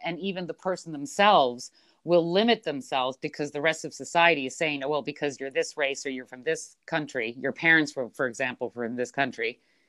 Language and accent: English; Belgium; also born or lived in Switzerland / Philippines / United States; You know, I was born in Switzerland, but raised in Belgium and the Philippines, and time in the U.S.